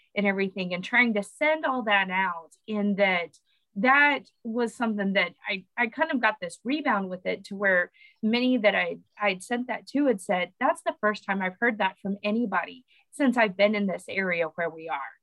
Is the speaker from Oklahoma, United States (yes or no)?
yes; Oklahoma, United States; now in Louisiana, United States; My family still lives in Oklahoma